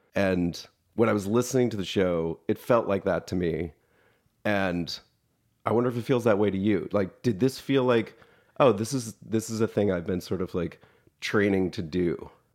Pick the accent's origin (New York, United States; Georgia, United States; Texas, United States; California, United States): Georgia, United States; Atlanta; I'm also from Atlanta